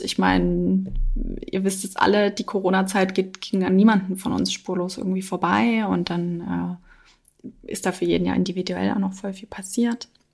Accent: Dresden, Saxony, Germany; moved away; also born or lived in Freital; ich komme aus Dresden

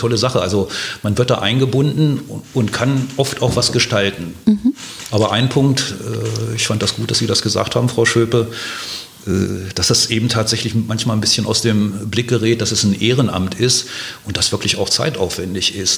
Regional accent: Hanover, Lower Saxony, Germany; moved away as an adult; also born or lived in Heidelberg / Mainz / Delkenheim, Wiesbaden; now in Wiesbaden, Germany; meiner Heimatstadt, also in Hannover

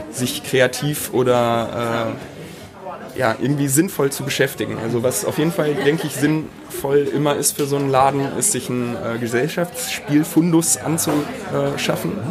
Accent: Duisburg, North Rhine-Westphalia, Germany; Also groß geworden bin ich in Buchholz. Das ist ja quasi so der High Society Stadtteil von Duisburg mehr oder weniger.

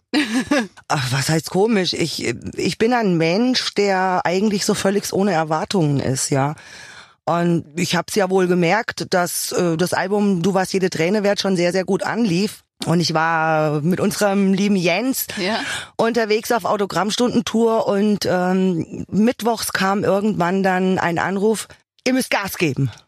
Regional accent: Hesse, Germany; Zu Hause bin ich da, wo ich geboren bin. In Hesse

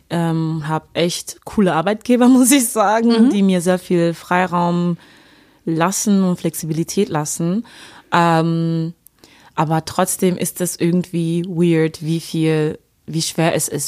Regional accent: Duisburg, North Rhine-Westphalia, Germany; aus Duisburg und da war das, also ist jetzt auch keine Naturstadt oder sowas

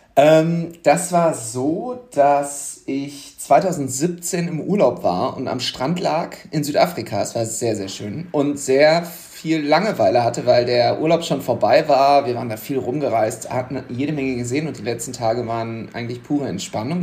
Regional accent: Düsseldorf, North Rhine-Westphalia, Germany; ich bin ja gebürtiger Düsseldorfer, aber auch an der Grenze zum Ruhrgebiet aufgewachsen, weil der Stadtteil, wo ich herkomme, ist direkt an der Grenze zu Duisburg

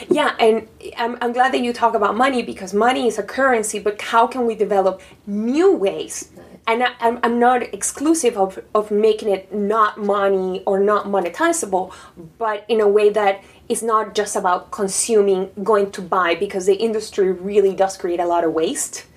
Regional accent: Panama; English is a second language; now in New York, United States; I'm from Panama

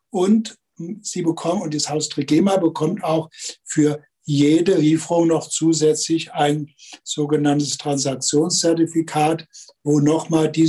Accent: Rhineland, Germany; now in Baden-Württemberg, Germany; ich bin vor über 50 Jahren als Rheinländer auf die Schwäbische Alb gekommen

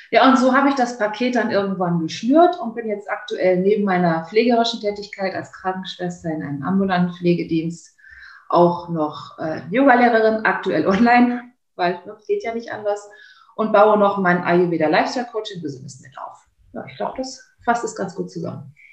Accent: Kleve, North Rhine-Westphalia, Germany; Ich bin dann wieder in meine Heimatstadt Kleve wieder reingezogen

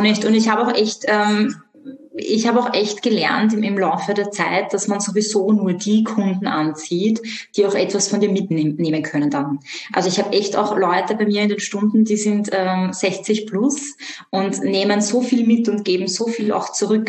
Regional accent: Vienna, Austria; ich komme aus Wien. Ich bin auch in Wien aufgewachsen

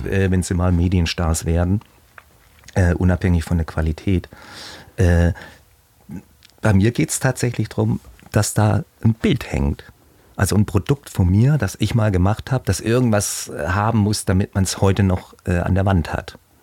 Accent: Leingarten, Baden-Württemberg, Germany; moved away as an adult; now in Hamburg, Germany; komme aus Heilbronn am Neckar, aus einem kleinen Dorf genau davor, sieben Kilometer. Das heißt, hieß früher Großgarter, jetzt heißt es Leingarten.

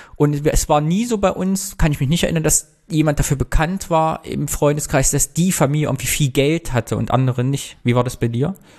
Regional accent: Thuringia, Germany; now in Cologne, Germany; in Thüringen, wo ich herkomme

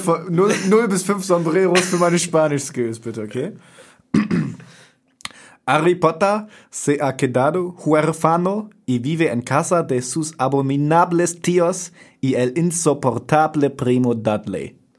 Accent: Oldenburg, Lower Saxony, Germany; moved away as an adult; now in Bremen, Germany; Ich komme ursprünglich auch aus Oldenburg, aber wohne mittlerweile in Bremen

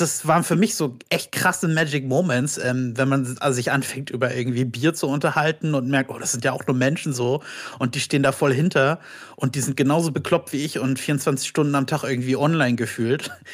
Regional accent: Berlin, Germany; also born or lived in Brandenburg an der Havel; ich komme aus Berlin

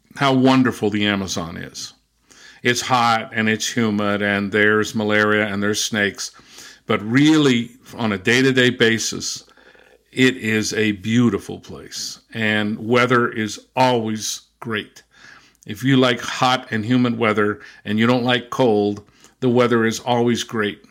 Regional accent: Southern California, United States; also born or lived in Brazil / England / Germany; now in Massachusetts, United States; I was born and raised in Southern California.

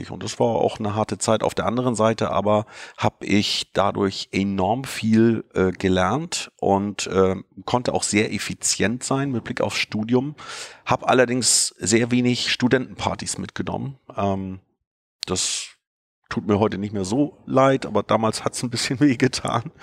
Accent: Fehmarn, Schleswig-Holstein, Germany; Ich bin auf Fehmarn geboren. Das ist eine Insel in der Ostsee zwischen Dänemark und Deutschland. Also auf dem Land könnte man auch sagen, bin in einfachen Verhältnissen äh, groß geworden

